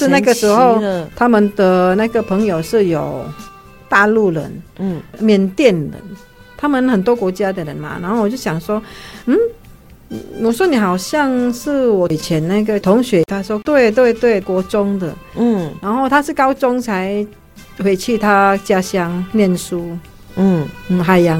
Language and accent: Chinese; Indonesia; moved away as an adult; now in Taiwan; 你是不是印尼人？我说是啊